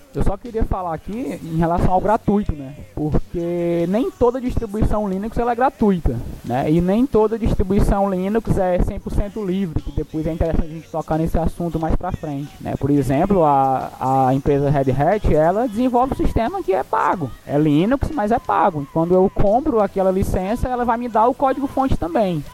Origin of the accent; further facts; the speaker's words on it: Maracanaú, Ceará, Brazil; eu sou de Ceará, né? Região metropolitana de Fortaleza, uma cidade, a segunda maior cidade do estado, denominada Maracanaú